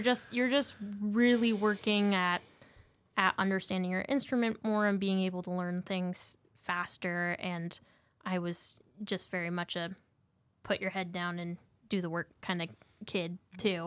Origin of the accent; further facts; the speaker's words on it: Montana, United States; I grew up in Montana.